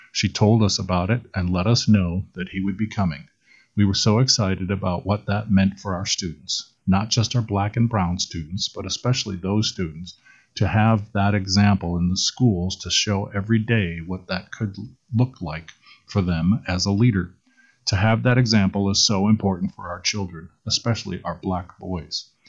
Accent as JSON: {"language": "English", "town": "Rockford", "region": "Illinois", "country": "United States", "also_born_or_lived": "Waterloo", "lives_now": "Des Moines, United States", "said": "I'm not from here. I'm from Rockford, Illinois originally. Then I was in Waterloo for most of my adulthood and then moved to Des Moines about eight years ago"}